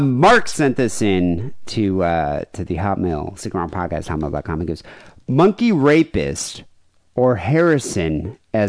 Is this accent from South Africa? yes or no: yes; South Africa; moved away; growing up in South Africa